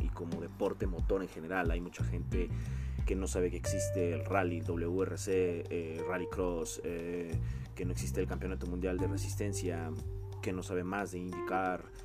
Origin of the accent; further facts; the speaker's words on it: Mexico; yo soy de México